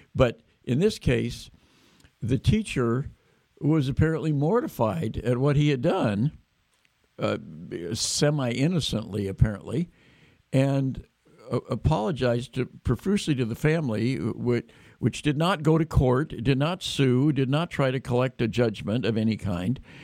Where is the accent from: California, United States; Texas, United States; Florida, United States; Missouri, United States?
California, United States; Davis; Davis, my hometown